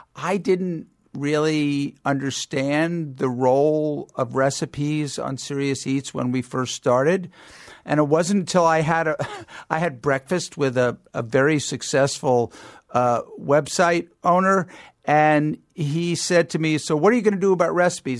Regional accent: Long Island, New York, United States; I grew up on Long Island

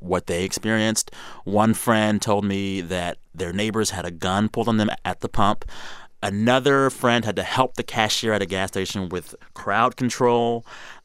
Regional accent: San Antonio, Texas, United States; moved away; I am from the San Antonio area

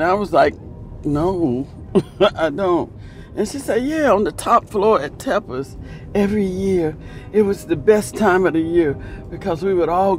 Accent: Selma, Alabama, United States; born or raised there

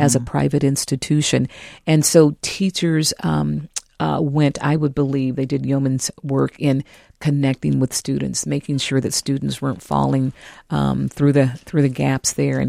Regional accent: California, United States; now in Minneapolis, United States; I'm from California

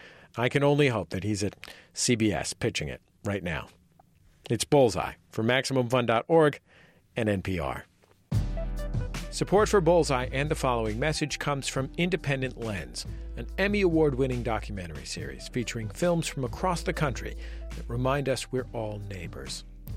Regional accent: San Francisco, California, United States; I was born and raised in California

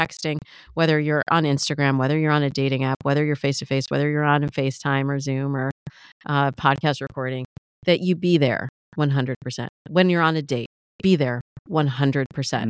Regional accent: Midwest, United States; I grew up in the Midwest

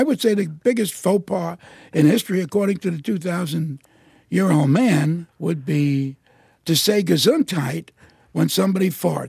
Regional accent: New York City, New York, United States

